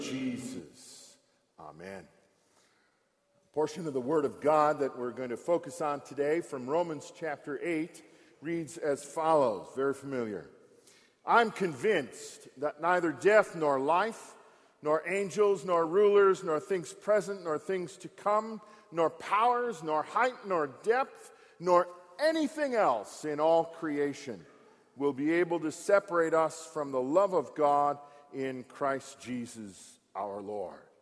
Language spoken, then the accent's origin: English; Frankenlust, Michigan, United States; moved away; I grew up in Park, about 25 miles north of here, at the second of the Franconian colonies at Frankenlust